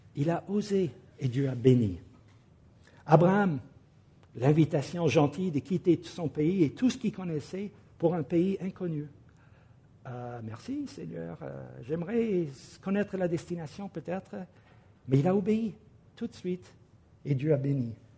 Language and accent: French; United States; now in France; mon pays d'origine, aux États-Unis